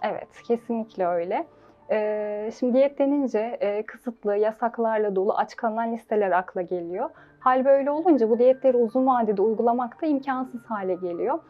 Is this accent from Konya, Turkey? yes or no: yes; Seydişehir, Konya, Turkey; also born or lived in Afyon / Manavgat, Antalya; 1995 Konya Seydişehir doğumluyum. İlk öğretim lise hayatımı burada tamamladım.